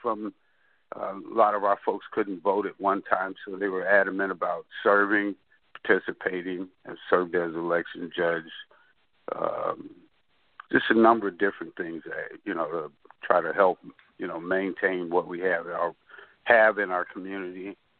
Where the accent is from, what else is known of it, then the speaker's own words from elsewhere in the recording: Chicago, Illinois, United States; I'm a Chicago. I grew up in Chicago. Lived in South Shore community when I was in high school, of course. East Englewood, growing up.